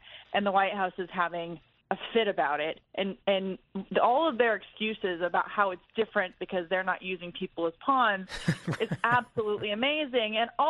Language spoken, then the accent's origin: English; Arizona, United States; I'm from Arizona.